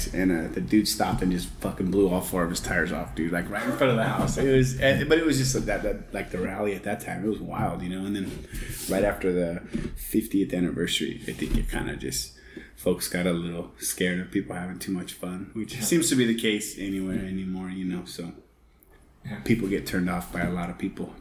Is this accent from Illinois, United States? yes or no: no; San Jose, California, United States; also born or lived in San Martin, California; now in Hollister, United States; I was born and raised in San Jose